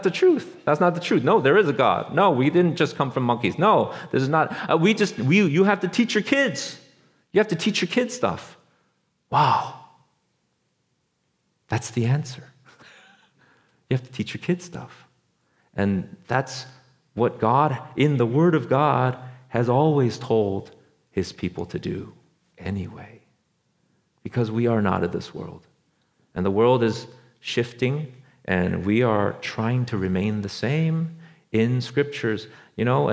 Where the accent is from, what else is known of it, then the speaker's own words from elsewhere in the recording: Orange County, Los Angeles, California, United States; moved away as an adult; also born or lived in Beijing, China; where we're from, like Orange County, Los Angeles